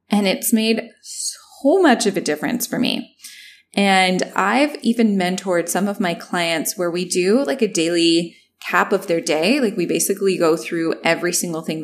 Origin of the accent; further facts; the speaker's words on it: Canada; also born or lived in Toronto; I'm Canadian and I was in Toronto